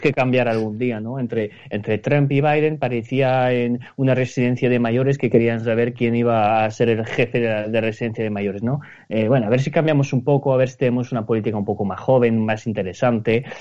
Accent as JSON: {"language": "Spanish", "country": "Spain", "said": "somos españoles"}